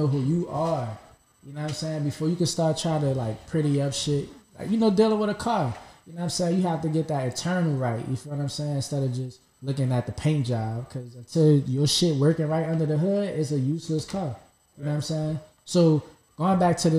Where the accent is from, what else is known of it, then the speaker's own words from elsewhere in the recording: Jamaica; where I'm from, I'm Jamaican